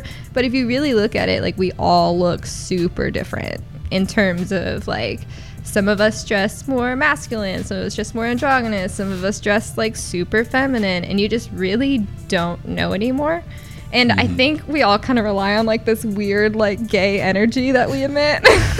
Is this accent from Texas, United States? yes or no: yes; Dallas, Texas, United States; now in Austin, United States; Yeah, I'm from Dallas, too.